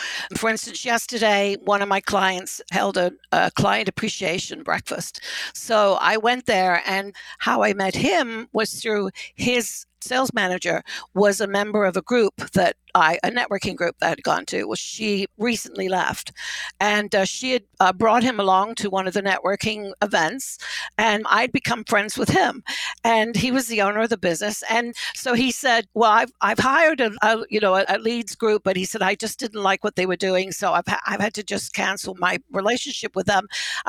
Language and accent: English; United Kingdom; Well, I'm a British boarding school brat, so I was shipped off to school at 10 years old.